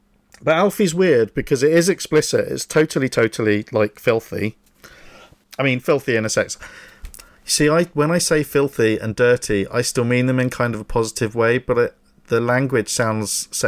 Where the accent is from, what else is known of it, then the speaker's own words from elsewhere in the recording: United Kingdom; but we're cheeky, aren't we? We're naughty British people.